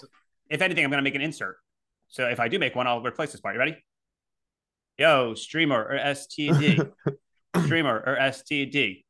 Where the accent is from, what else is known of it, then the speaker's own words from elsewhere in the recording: Utica, New York, United States; Well, I'm from Utica, and I've never heard that expression.